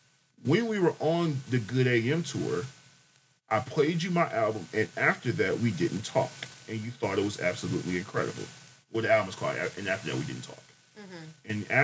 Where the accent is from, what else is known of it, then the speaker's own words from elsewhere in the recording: Jamaica; I'm Jamaican, so.